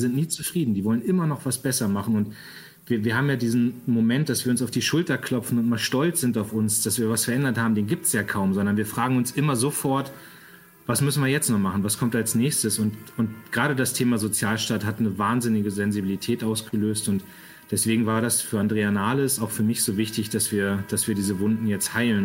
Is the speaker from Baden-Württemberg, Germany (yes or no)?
no; Lower Saxony, Germany; als Niedersachse